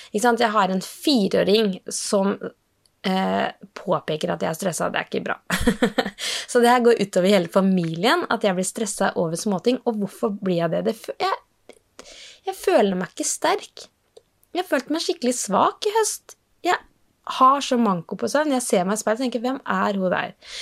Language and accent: Norwegian; Norway; Kalakroken, der jeg vokste opp